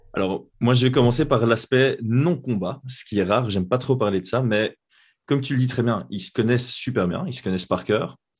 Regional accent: Belgium; chez nous en Belgique

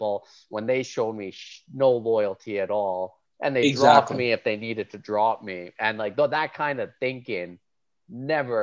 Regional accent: Calgary, Alberta, Canada; moved away as an adult; also born or lived in High River / Edmonton; now in Toronto, Canada; Like I grew up in Southern Alberta, so Calgary and High River was where I grew up

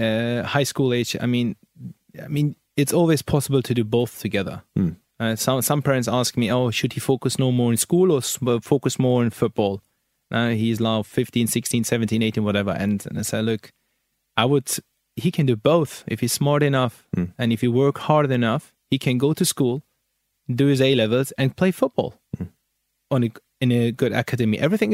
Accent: Hanover, Lower Saxony, Germany; English is a second language; I was playing in a youth academy in Germany. I was in Hanover. I'm born and raised in Hanover.

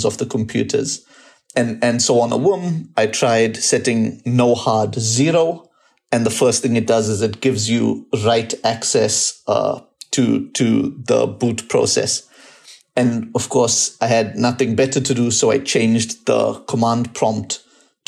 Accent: South Africa; I'm from South Africa

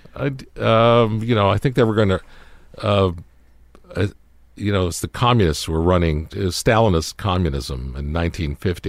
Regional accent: Toronto, Ontario, Canada; moved away; we were all growing up in Canada, in Toronto

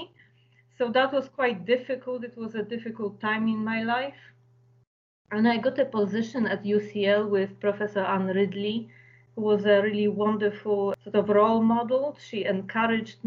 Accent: Kraków, Lesser Poland, Poland; moved away as an adult; now in London, United Kingdom; I was born in Poland, was brought up in a beautiful city of Kraków, which is in southern Poland

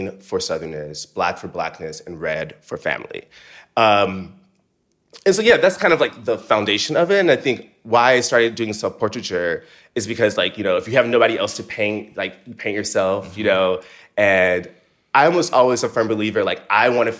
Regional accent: Seale, Alabama, United States; now in New York, United States; I'm from Seal, Alabama.

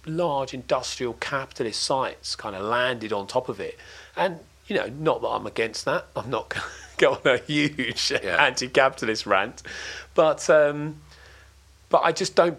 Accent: Crayford, London, United Kingdom; also born or lived in Dartford; I was born in Dartford Hospital, and grew up in a place called Crayford

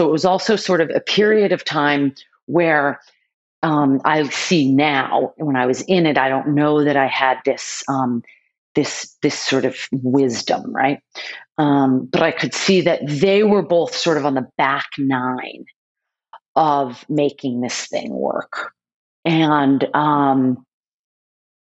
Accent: Boston, Massachusetts, United States; born or raised there

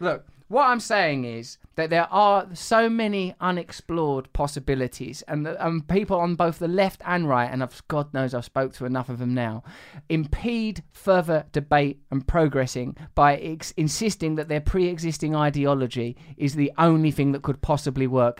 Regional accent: Essex, East of England, United Kingdom; I'm from Essex

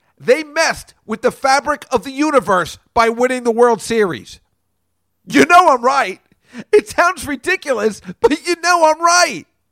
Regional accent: New York, United States; We're New Yorkers

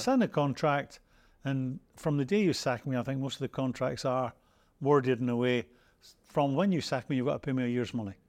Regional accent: Scotland, United Kingdom; now in England, United Kingdom; I'm Scottish, but I live in Great Britain.

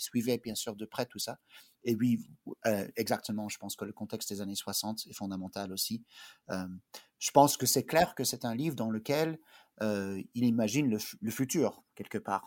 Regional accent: Bethesda, Maryland, United States; also born or lived in Belgium; je suis de, d'une famille belge. On a émigré aux États-Unis quand j'étais euh, bébé, mais j'ai grandi euh, à Bethesda, mais à l'extérieur de Washington euh, D.C.

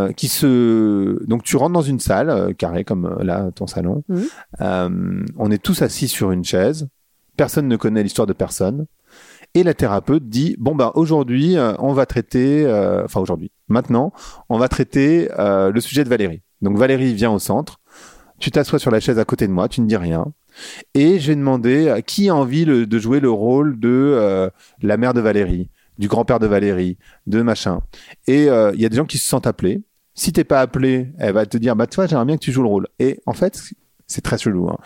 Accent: Paris, Île-de-France, France; moved away as an adult; also born or lived in Birmingham / Luxembourg / New York; now in Lisbon, Portugal; je suis parisien

